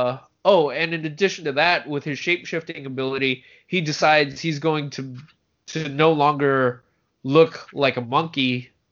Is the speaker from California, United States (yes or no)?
yes; San Francisco, California, United States; I grew up in San Francisco, where there's a pretty decent number of Asian kids